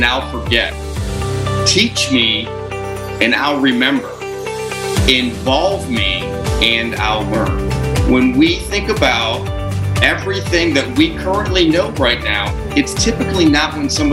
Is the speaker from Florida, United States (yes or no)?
yes; Tampa, Florida, United States; born or raised there; also born or lived in Cádiz, Spain / New Orleans, Louisiana / Orlando, Florida / Fort Myers, Florida